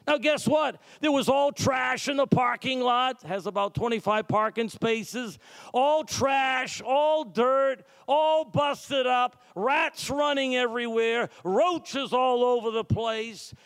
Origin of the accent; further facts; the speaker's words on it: Massachusetts, United States; also born or lived in New York; now in New York City, United States; I'm from Massachusetts. We come from a religious background